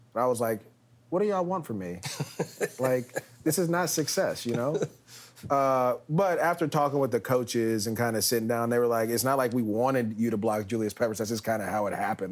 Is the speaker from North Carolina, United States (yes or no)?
no; Bay Area, California, United States; moved away as an adult; also born or lived in Los Angeles; I'm being from the Bay Area